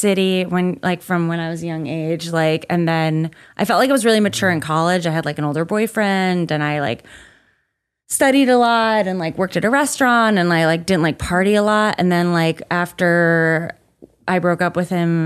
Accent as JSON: {"language": "English", "region": "Connecticut", "country": "United States", "tie": "born or raised there", "said": "I grew up in Connecticut"}